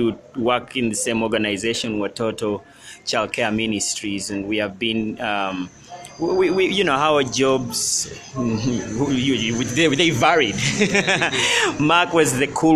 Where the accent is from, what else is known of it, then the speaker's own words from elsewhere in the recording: Uganda; our country, Uganda.